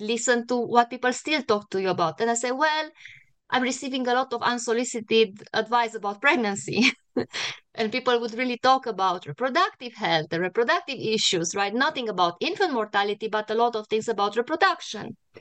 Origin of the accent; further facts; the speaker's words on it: Cluj-Napoca, Cluj County, Romania; moved away as an adult; now in United States; I was born and raised in a really big, very cosmopolitan university in northern Romania. It's the biggest city in the northwestern part of Romania, the, the, the biggest city in Transylvania